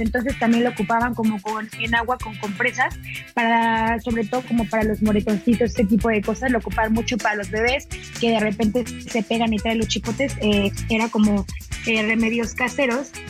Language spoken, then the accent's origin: Spanish; Mexico; also born or lived in Mexico City